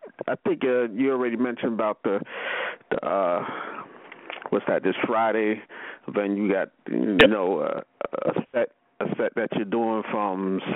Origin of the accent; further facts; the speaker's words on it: Sydney, New South Wales, Australia; I'm from Sydney, Australia.